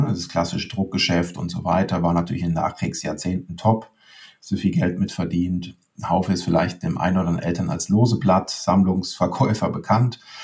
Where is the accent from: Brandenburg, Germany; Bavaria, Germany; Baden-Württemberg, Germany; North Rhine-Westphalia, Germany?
Baden-Württemberg, Germany; Leimen; Ich komme aus Leim, bin mit Boris Becker quasi door-to-door -door aufgewachsen